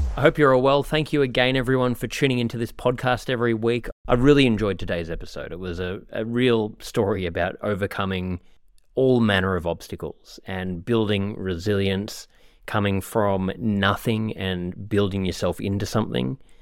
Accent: Australia; moved away; I'm from Australia

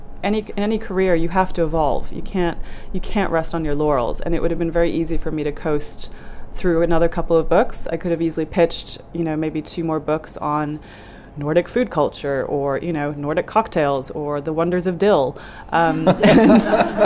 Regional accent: Germany; born there; I wasn't born in Norway, so that wouldn't have helped. I was born in Germany.

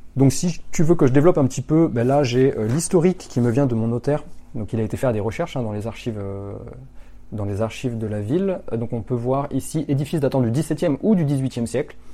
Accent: Limoges, Nouvelle-Aquitaine, France; dans la ville de Limoges. c'est là où j'ai grandi.

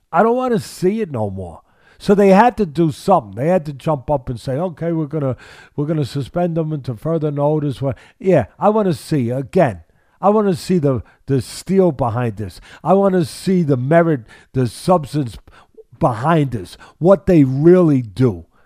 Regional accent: Missouri, United States; There it is, Missouri. All right, so I, I'm I'm from Missouri.

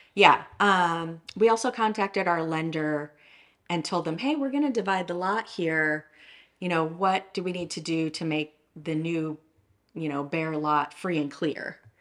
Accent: Downers Grove, Illinois, United States; moved away as an adult; also born or lived in Austin, Texas; I grew up in Downers Grove, Illinois

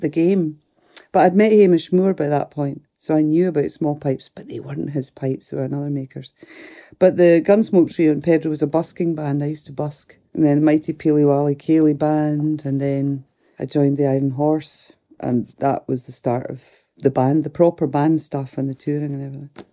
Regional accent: Fort William, Scotland, United Kingdom; I'm from the Highlands, from Lochaber, from Fort William.

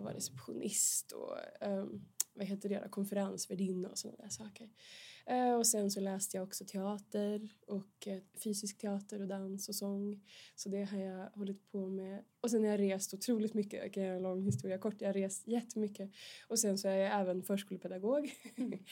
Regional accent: Vilhelmina, Västerbotten County, Sweden; moved away as an adult; now in Stockholm, Sweden; jag kommer från Vilhelmina i Västerbotten, Norrlands inland, södra Lappland.

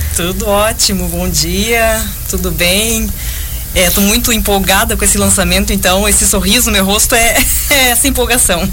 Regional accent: Joinville, Santa Catarina, Brazil; embora nós duas moremos em Piraberaba a vida toda

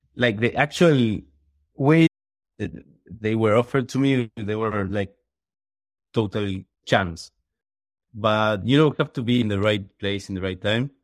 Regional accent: Uruguay; moved away as an adult; also born or lived in Chile; I'm from Uruguay.

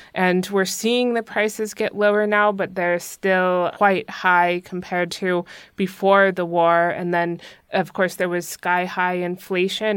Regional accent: United States; now in Germany; as American

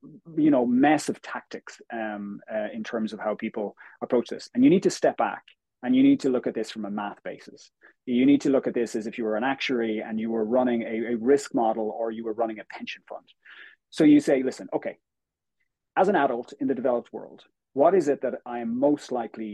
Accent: Galway, Connacht, Ireland; moved away as an adult; also born or lived in United States / Australia; now in Dublin, Ireland; I'm originally from Galway in the west of Ireland, but currently live in Dublin

